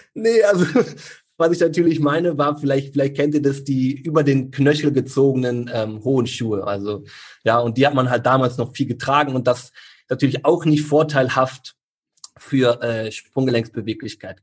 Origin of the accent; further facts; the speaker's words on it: Neuss, North Rhine-Westphalia, Germany; hier in Neuss, wo ich herkomme